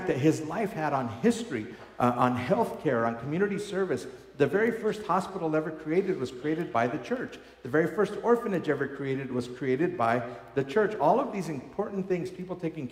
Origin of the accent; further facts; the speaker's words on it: Colorado, United States; I grew up here in Colorado